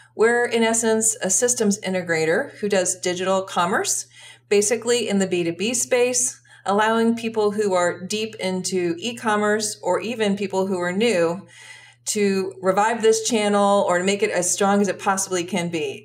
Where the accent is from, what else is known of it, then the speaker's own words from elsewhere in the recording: United States; also born or lived in Brussels, Belgium; As an American